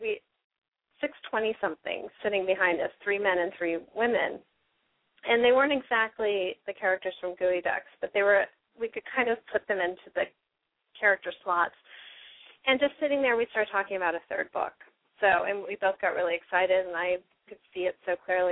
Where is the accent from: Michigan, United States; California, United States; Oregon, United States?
California, United States; San Diego; also born or lived in Seattle, United States; now in East Coast, United States; I grew up in San Diego